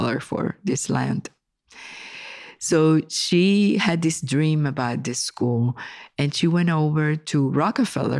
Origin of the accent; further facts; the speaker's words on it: San Juan, Puerto Rico; I was born in San Juan, Puerto Rico. And I used to go to the museum when I was like 7, 8, 9 and copy paintings